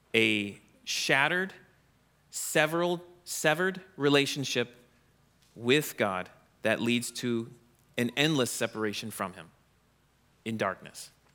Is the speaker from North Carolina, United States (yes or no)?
no; Orlando, Florida, United States; now in Wisconsin, United States; I grew up in Florida, near Orlando